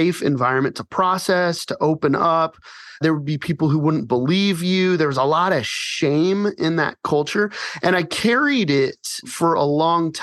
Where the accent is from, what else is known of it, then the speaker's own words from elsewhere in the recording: Colorado Springs, Colorado, United States; now in Phoenix, United States; I grew up in Colorado Springs